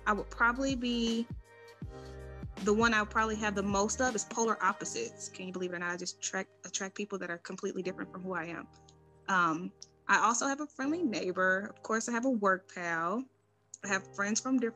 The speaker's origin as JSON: {"language": "English", "town": "Detroit", "region": "Michigan", "country": "United States", "moved": "yes", "lives_now": "Georgia, United States", "said": "I'm originally from Detroit, Michigan, right? And I reside here in Georgia."}